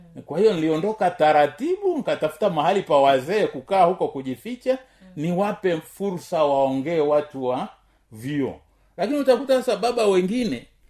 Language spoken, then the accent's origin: Swahili; Tanzania; kama mtanzania